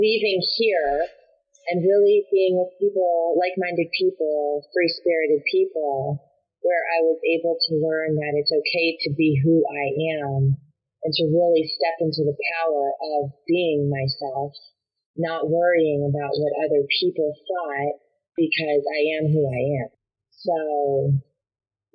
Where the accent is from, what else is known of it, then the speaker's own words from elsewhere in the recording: West Palm Beach, Florida, United States; moved away as an adult; also born or lived in Northern California; I grew up in West Palm Beach, Florida